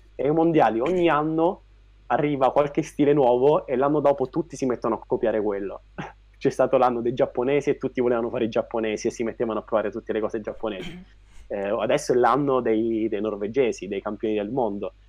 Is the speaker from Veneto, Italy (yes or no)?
no; Pescara, Abruzzo, Italy; also born or lived in Rome; ho studiato a Roma, io sono di Pescara, e finita l'università sono tornato a Pescara